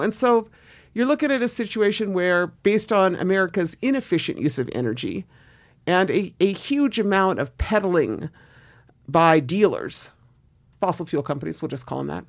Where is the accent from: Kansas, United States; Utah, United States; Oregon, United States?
Oregon, United States; Southern; moved away as an adult; also born or lived in East Los Angeles, California / Boston/Cambridge, Massachusetts; I left Southern Oregon, small town of Southern Oregon, and, and moved to, uh, Boston or Cambridge to go to school